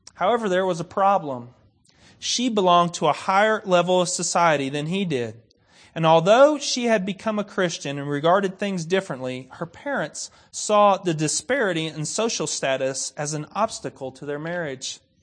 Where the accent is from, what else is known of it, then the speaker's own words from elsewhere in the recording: United States; I'm American.